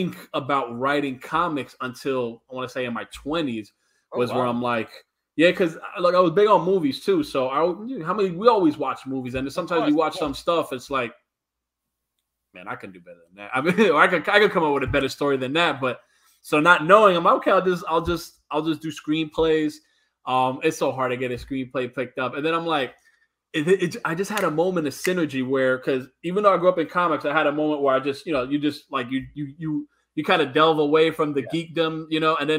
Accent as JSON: {"language": "English", "town": "New York City", "region": "New York", "country": "United States", "tie": "born or raised there", "also_born_or_lived": "Brooklyn, New York", "moved": "as an adult", "lives_now": "Florida, United States", "said": "I was born in Brooklyn, raised in Queens."}